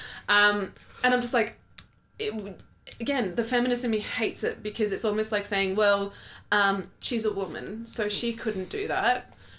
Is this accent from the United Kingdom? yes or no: no; Australia; now in New Zealand; being a Australian who grew up with not knowing many New Zealanders and now living here and know all of the New Zealanders.